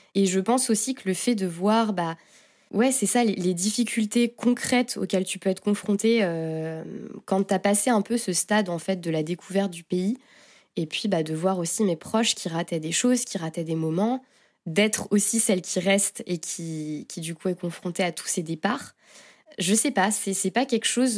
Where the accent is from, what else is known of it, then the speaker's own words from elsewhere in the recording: Angers, Pays de la Loire, France; moved away as an adult; now in Paris, France; je suis née à Angers, donc j'ai grandi dans un petit village près d'Angers